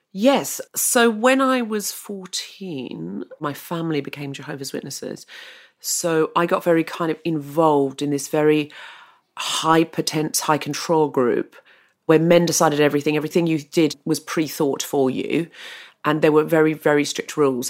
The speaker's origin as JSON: {"language": "English", "country": "Australia", "tie": "born or raised there", "said": "I was r, born and raised in Australia."}